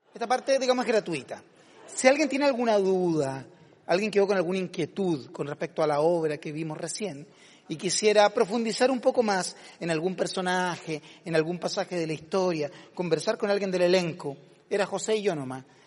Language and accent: Spanish; Coquimbo, Chile; Coquimbo, mi tierra natal. De Coquimbo soy.